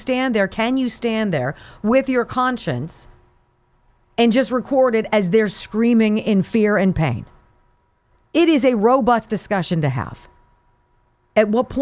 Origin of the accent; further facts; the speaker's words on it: Southern California, United States; growing up in Southern California